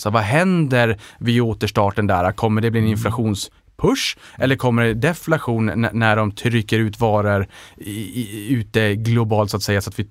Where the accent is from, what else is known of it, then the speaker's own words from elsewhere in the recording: Norrland, Sweden; för jag investerar långsiktigt och där tror jag att man också kanske ser min sävlighet som norrlänning.